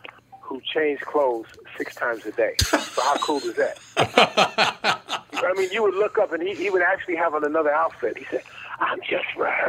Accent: Chicago, Illinois, United States; I grew up in Chicago, Illinois.

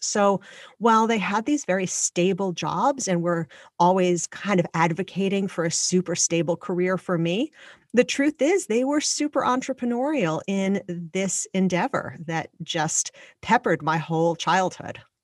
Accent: Long Island, New York, United States; I grew up on Long Island

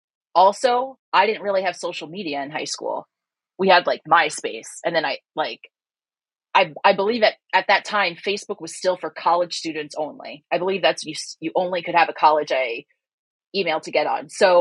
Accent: New Jersey, United States; now in California, United States; I grew up in Jersey from a strict Catholic home.

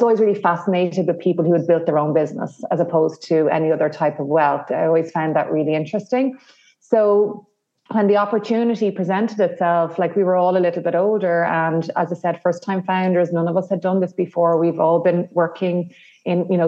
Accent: the Midlands of Ireland, Ireland; now in Dublin, Ireland; I'm here in Dublin, Ireland, and but I'm originally from the Midlands of Ireland

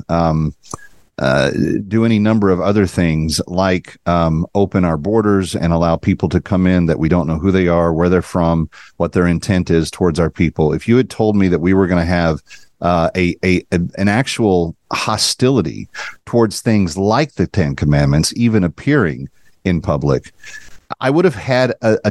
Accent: Dallas, Texas, United States; a 16,000-member church in my hometown of Dallas-Fort Worth

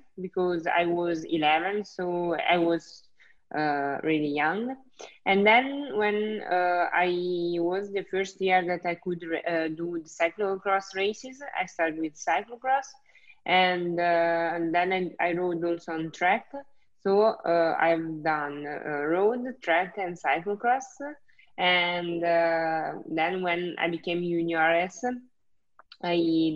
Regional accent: Italy; moved away as an adult; now in Belgium; I came from Italy

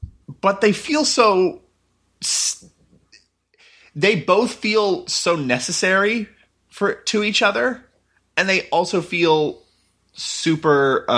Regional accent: Texas, United States; If I was to think I'm proud of growing up in Texas, which I'm not, I don't really have much civic pride of any kind because I moved around so much growing up

